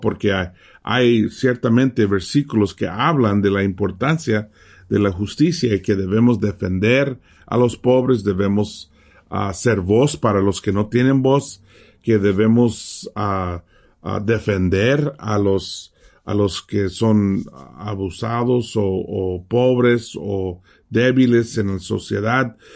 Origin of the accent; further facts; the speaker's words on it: Mexico; moved away; ¿dónde naciste? Tenía que decir México